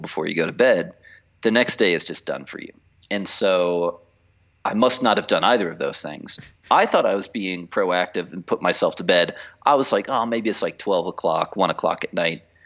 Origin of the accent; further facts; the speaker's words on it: United States; now in Mexico City, Mexico; as an American